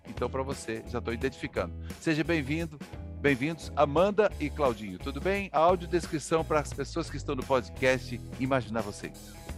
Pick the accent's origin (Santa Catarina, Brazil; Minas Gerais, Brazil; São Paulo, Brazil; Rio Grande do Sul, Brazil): Santa Catarina, Brazil; eu também sou de Santa Catarina